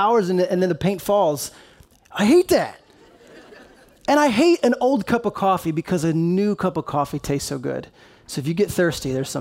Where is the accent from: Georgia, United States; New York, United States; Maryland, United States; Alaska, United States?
Maryland, United States; moved away; I grew up in Maryland and just grew up loving those Baltimore Ravens